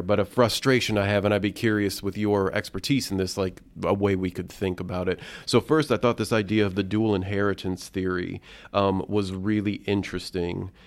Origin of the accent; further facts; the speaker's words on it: Indiana, United States; I grew up here in Indiana